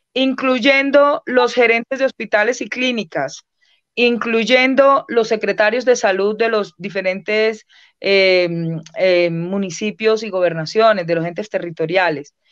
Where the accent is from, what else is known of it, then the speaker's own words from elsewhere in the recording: Colombia; somos todos los colombianos y las colombianas